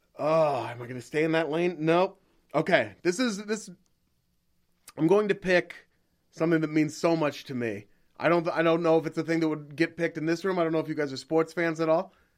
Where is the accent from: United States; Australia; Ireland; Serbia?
United States; Portland, Oregon; I'm from Portland.